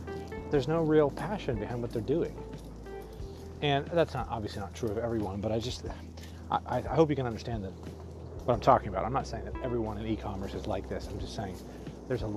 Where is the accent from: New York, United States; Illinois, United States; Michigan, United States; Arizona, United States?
Arizona, United States; I grew up in Arizona